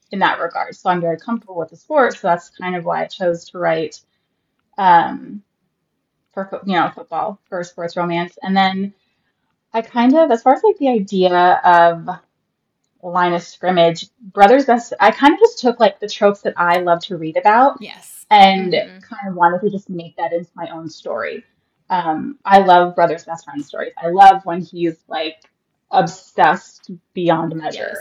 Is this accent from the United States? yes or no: yes; Central Florida, United States; also born or lived in Arizona; I'm from a small town in Central Florida, like not even an hour north of Tampa. I have lived here pretty much all my life